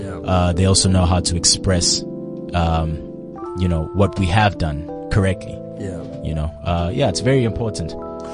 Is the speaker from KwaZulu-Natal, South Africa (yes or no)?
yes; Durban, KwaZulu-Natal, South Africa; I'm from Durban, man.